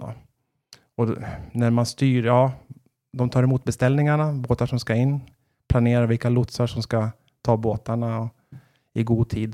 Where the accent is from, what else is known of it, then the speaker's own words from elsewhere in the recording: Västerås, Västmanland, Sweden; moved away as an adult; also born or lived in Kalmar; now in Gävle, Sweden; då flyttade jag tillbaka till Västerås där jag kommer ifrån